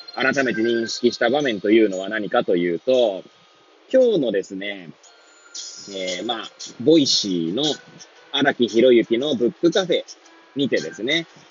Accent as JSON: {"language": "Japanese", "town": "Hachioji", "region": "Tokyo", "country": "Japan", "tie": "born or raised there", "moved": "as an adult", "lives_now": "Kamaishi, Japan", "said": "八王子生まれ、八王子育ち、震災の前の年から、玉石で働く"}